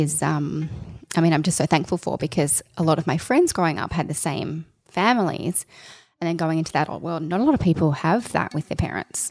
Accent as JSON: {"language": "English", "town": "Sydney", "region": "New South Wales", "country": "Australia", "tie": "born or raised there", "said": "I grew up out in Dural, which is for people that aren't from Sydney"}